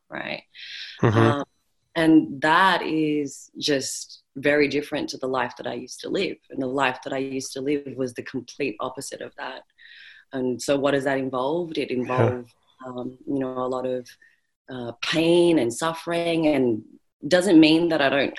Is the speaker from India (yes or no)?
no; Australia; accent: Australian; so I am Australian, or Australian born, if you can't by my accent